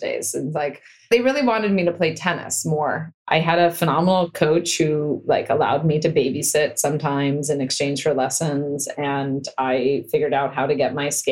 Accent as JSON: {"language": "English", "town": "Stanford", "region": "California", "country": "United States", "tie": "born or raised there", "said": "I grew up on Stanford campus"}